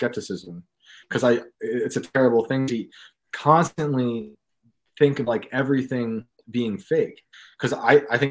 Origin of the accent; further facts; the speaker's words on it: New York, United States; in my town where I grew up in New York.